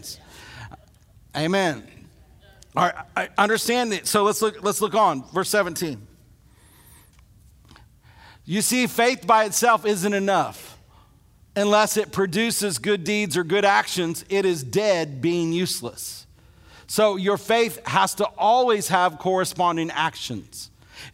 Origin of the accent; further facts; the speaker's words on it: Illinois, United States; now in Alabama, United States; grow up in Illinois